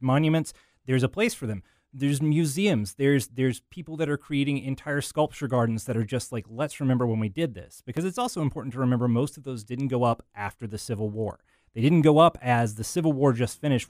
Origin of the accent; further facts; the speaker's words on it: Arkansas, United States; my, my home state, Arkansas